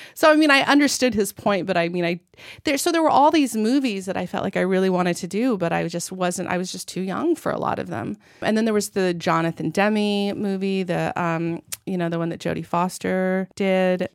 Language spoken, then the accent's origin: English; United States; moved away as an adult; also born or lived in France; I grew up in America